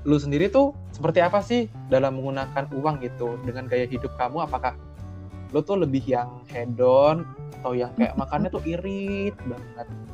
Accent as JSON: {"language": "Indonesian", "town": "Surabaya", "region": "East Java", "country": "Indonesia", "also_born_or_lived": "Jakarta / Tangerang", "moved": "as an adult", "said": "gue dari Surabaya nih merantau ke Jakarta atau Tangerang"}